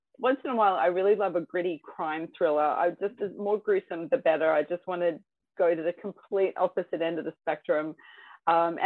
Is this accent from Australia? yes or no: yes; Australia; also born or lived in United Kingdom; I'm from Australia and I live in Australia. My dad's English, mum's American